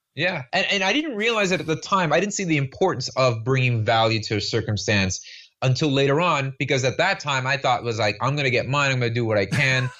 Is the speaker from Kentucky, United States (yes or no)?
no; Miami, Florida, United States; I was born and raised here in Miami, Florida